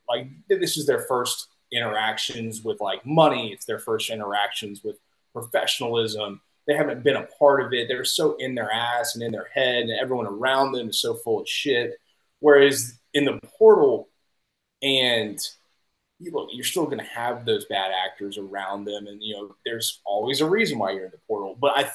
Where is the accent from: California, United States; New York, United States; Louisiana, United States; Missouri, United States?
Louisiana, United States; Baton Rouge; now in Houston, United States; I'm from Baton Rouge